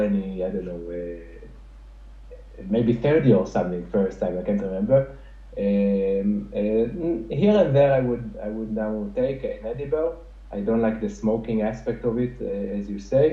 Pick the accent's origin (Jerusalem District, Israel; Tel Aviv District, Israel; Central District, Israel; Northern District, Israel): Jerusalem District, Israel; Jerusalem; moved away; growing up in Jerusalem